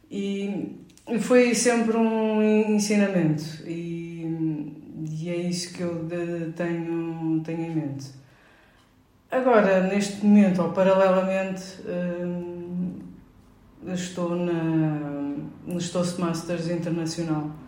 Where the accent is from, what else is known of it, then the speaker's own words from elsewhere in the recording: Lisbon, Portugal; Nasci em Lisboa, em Alcântara.